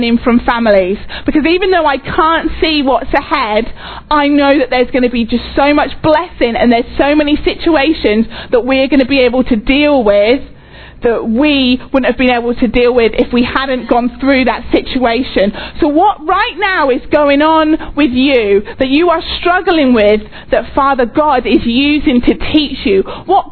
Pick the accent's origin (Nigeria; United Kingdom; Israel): United Kingdom; England; moved away as an adult; also born or lived in Oxford, England / Texas, United States; now in United States; we're English.